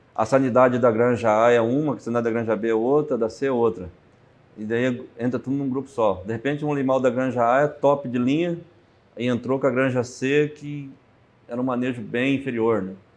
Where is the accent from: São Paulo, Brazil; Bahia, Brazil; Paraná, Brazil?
Paraná, Brazil; Toledo; Eu sou de Toledo, Paraná, oeste do Paraná